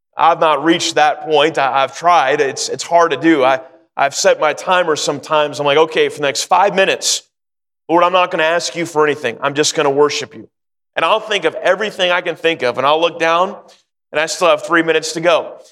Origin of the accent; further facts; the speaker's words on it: Sacramento, California, United States; also born or lived in North Carolina; I grew up in Sacramento and uh, live in California just about all my life